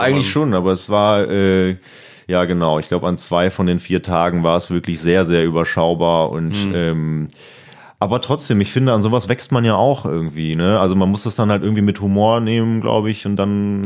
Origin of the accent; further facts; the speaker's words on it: Siegburg, North Rhine-Westphalia, Germany; bald auch eine Mixshow in Siegburg, das ist ja meine Heimat